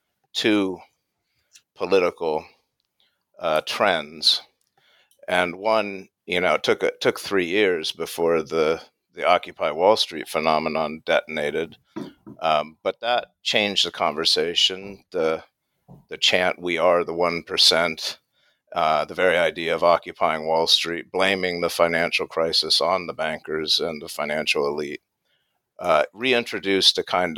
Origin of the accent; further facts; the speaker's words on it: United States; accent: American; now in United Kingdom; I can tell by my accent I'm American, but I've taught in England for about 10 years.